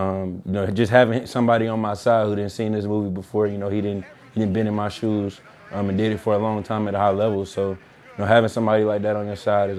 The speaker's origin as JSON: {"language": "English", "town": "Atlanta", "region": "Georgia", "country": "United States", "moved": "yes", "said": "I'm from Atlanta"}